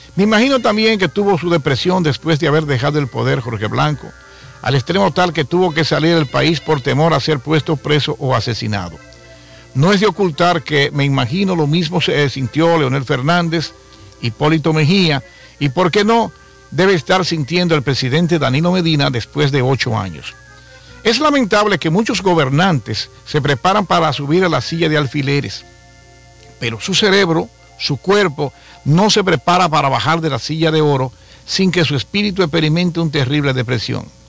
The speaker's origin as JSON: {"language": "Spanish", "country": "Dominican Republic", "said": "somos dominicanos del 27 de febrero del año 1844"}